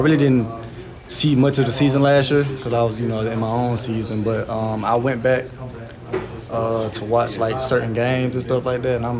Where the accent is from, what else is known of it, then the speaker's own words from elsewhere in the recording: Pensacola, Florida, United States; now in Lawrence, United States; I'm from Pensacola, Florida, so everything flat out there.